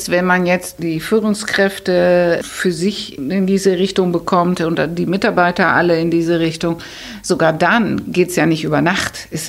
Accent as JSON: {"language": "German", "region": "Hamburg", "country": "Germany", "said": "wir als Hamburger"}